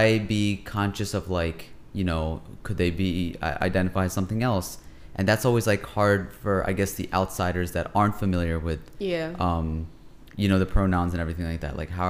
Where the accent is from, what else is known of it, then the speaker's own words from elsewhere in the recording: Pakistan; Being Pakistani and Muslim, we often talk a lot about issues that we have within our own community